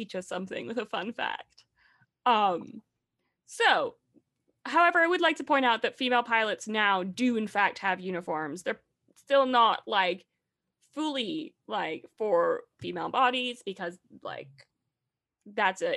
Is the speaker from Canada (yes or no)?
no; Scotland, United Kingdom; I'm from Scotland.